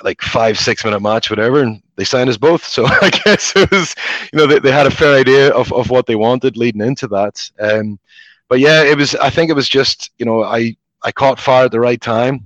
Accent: Belfast, Northern Ireland, United Kingdom; moved away; my experiences growing up in Belfast

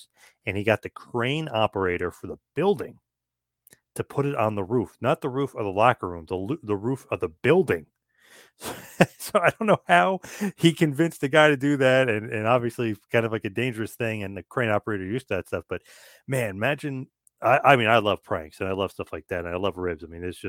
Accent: Asbury Park, New Jersey, United States; my hometown of Asbury Park, New Jersey

